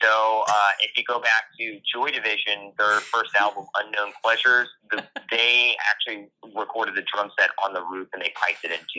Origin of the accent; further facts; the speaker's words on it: Pinellas County, Florida, United States; moved away; also born or lived in Tampa, Florida / Louisville, Kentucky; I was born in Tampa, and I grew up in Pinellas County, which is the adjacent county to Florida. So there's Hillsborough and Pinellas County.